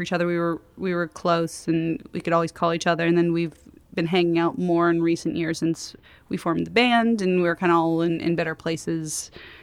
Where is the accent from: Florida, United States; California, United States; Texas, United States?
California, United States; Los Angeles; I grew up in West